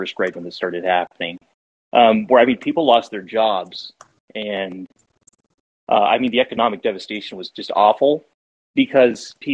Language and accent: English; Pacific Northwest, United States; I'm from the Pacific Northwest